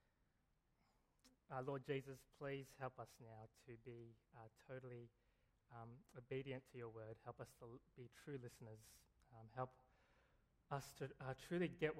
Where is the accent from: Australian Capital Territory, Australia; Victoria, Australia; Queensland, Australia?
Australian Capital Territory, Australia; Canberra; I went to a pretty trashy high school in Canberra